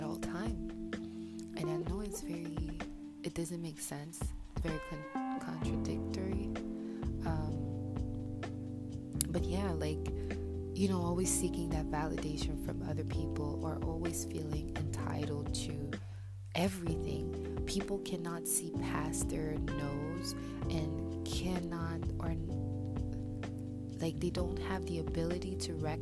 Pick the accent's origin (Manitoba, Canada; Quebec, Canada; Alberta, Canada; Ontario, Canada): Quebec, Canada; Montreal; I'm from Montreal